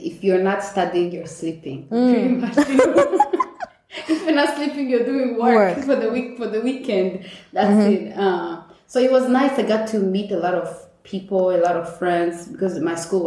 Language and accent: English; Rwanda; moved away as an adult; now in United States; growing up in Rwanda